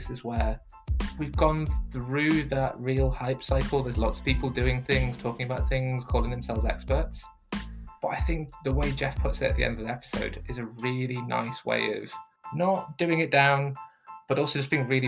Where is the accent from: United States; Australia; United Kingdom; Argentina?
United Kingdom; Lancashire and Yorkshire, Yorkshire and the Humber; now in Canada; I lived a bit of a sheltered childhood growing up in Lancashire and Yorkshire